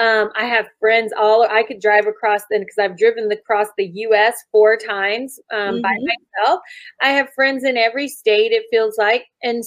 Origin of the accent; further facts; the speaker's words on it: Germany; I grew up in Germany and traveled all around Europe. And so I'm used to different cultures